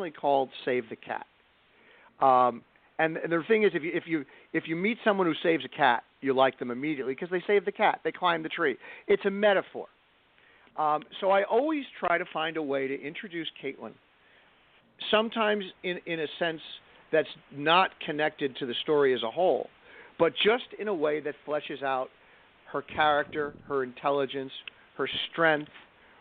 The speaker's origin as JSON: {"language": "English", "region": "Rhode Island", "country": "United States", "said": "my home state of Rhode Island"}